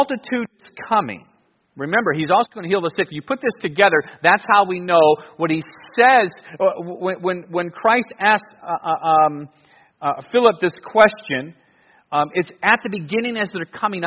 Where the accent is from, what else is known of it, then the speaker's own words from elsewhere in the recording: Cleveland, Ohio, United States; growing up in Cleveland, I would go to the Browns and Cavs and Indians.